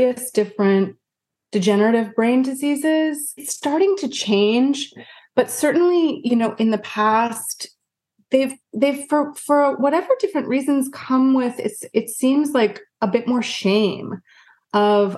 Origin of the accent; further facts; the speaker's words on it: Vancouver, British Columbia, Canada; moved away as an adult; now in United States; I originally was from Canada. I'm from Canada